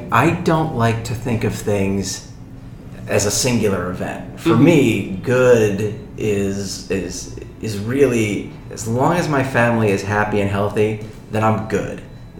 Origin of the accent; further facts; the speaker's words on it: Sicily, Italy; born there; I was born in Sicily.